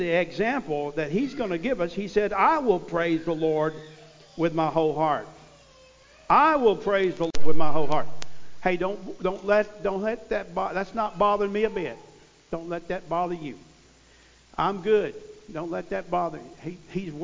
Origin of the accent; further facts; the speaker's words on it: Missouri, United States; I come from Missouri